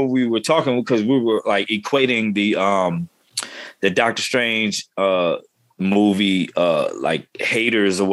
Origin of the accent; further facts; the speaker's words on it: New Jersey, United States; I grew up in North Jersey.